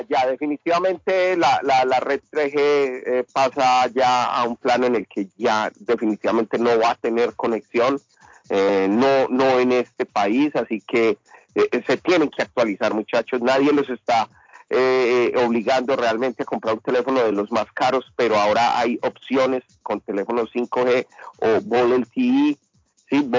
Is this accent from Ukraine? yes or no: no; Honduras; De Honduras, soy hondureño 100%. Yo soy hondureño 100%, amigo.